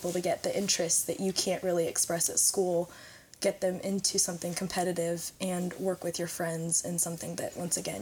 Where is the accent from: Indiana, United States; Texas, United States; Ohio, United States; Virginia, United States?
Indiana, United States; Dillsboro; also born or lived in Batesville, Indiana / Aurora, Indiana; now in Sunman, United States; I was born in Batesville. I grew up in Dillsboro, Indiana, and I now reside in Sunman